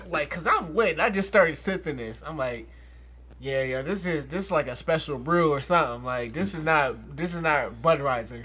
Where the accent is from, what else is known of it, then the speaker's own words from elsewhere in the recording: Philadelphia, Pennsylvania, United States; I was from Philly